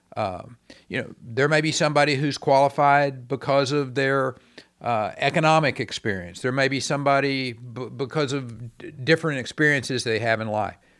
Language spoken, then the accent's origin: English; Texas, United States; as a Texan